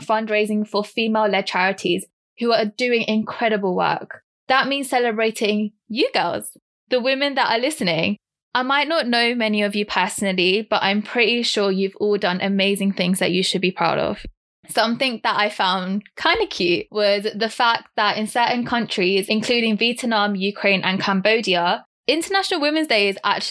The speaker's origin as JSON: {"language": "English", "region": "London", "country": "United Kingdom", "said": "I'm 25 from London and I'm Sikh Punjabi"}